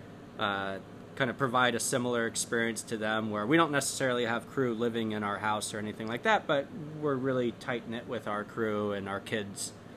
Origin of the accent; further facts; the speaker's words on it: Point Reyes, California, United States; also born or lived in Idaho; I grew up in a small town called Point Reyes, California